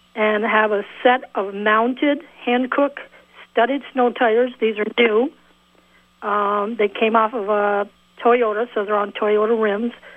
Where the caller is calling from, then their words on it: Milton, Vermont, United States; I'm calling from Milton.